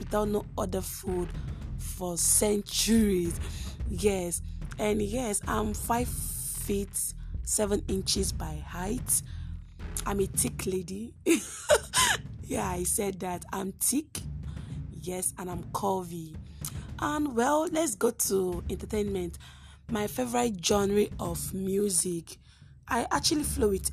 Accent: Imo, Nigeria; I'm from Nigeria. And most importantly, I'm from Imo State, the best state in the eastern part of Nigeria

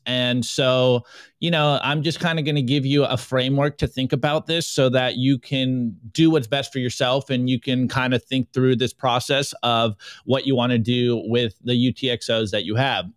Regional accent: United States; being an American public school student

